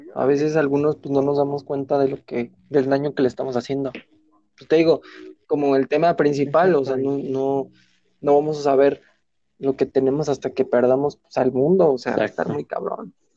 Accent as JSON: {"language": "Spanish", "country": "Mexico", "said": "Así somos los mexicanos"}